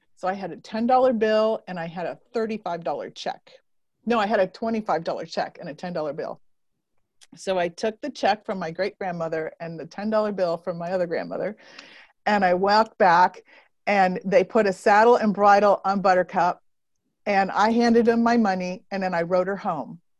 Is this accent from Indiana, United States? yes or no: yes; Northern Indiana, United States; moved away; I grew up in Northern Indiana